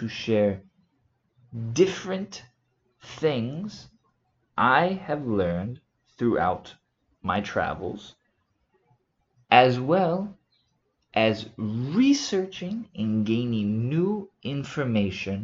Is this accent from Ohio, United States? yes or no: no; Houston, Texas, United States; moved away as an adult; also born or lived in South Africa; now in Spain; I am originally from the USA. I was born in Houston, Texas